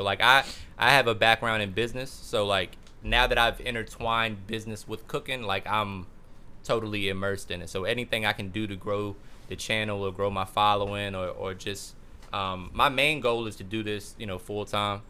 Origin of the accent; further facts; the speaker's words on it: Ireland; I'm Irish, so you're speaking to me.